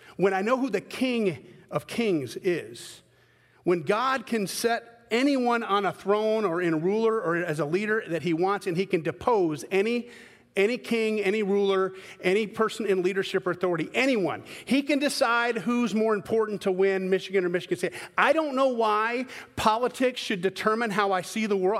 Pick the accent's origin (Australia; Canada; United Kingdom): United Kingdom; Scotland; I'm a Scotman, I'm a Scottish guy